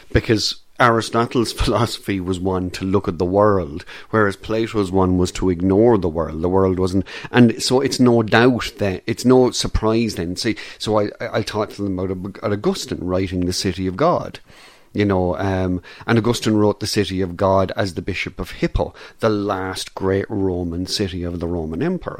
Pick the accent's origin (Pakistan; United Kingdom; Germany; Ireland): Ireland; as an Irish person